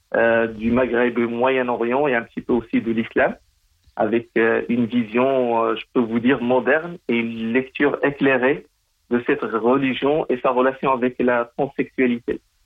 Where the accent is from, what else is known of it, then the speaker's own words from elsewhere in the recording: Morocco; c'est mon pays natal